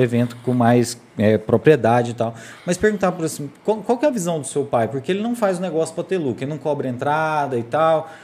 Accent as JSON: {"language": "Portuguese", "town": "Morrinhos", "region": "Goiás", "country": "Brazil", "said": "eu sou de Morrinhos"}